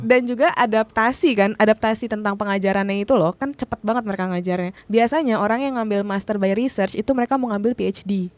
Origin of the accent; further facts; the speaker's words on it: Jakarta, Indonesia; moved away as an adult; also born or lived in Durham; saya anak Jakarta